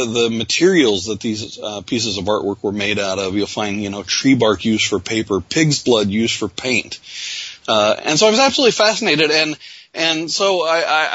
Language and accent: English; Odessa, Missouri, United States; I actually grew up in a town in Missouri, a small town called Odessa